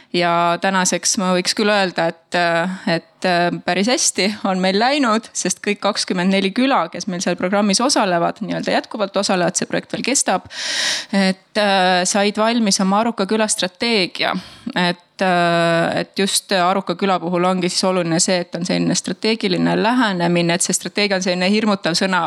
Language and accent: Estonian; Tartu, Tartu County, Estonia; mina tulen Tartust ja Tartumaalt